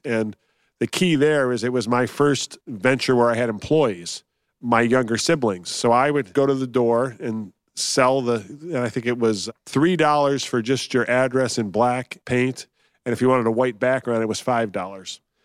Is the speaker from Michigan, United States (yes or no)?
yes; Detroit, Michigan, United States; also born or lived in Columbus, Ohio; moved to Detroit.